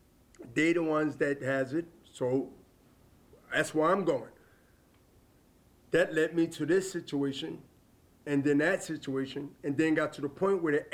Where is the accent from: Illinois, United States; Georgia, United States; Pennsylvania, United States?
Pennsylvania, United States; Philadelphia; we're from Diamond Street.